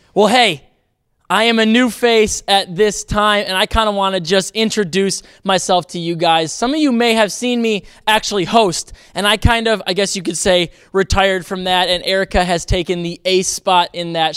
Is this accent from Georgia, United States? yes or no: no; Racine, Wisconsin, United States; moved away; I grew up in Racine, Wisconsin.